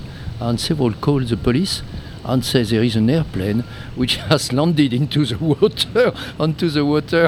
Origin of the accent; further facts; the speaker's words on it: France; English is a second language; And as you can hear, I'm from France.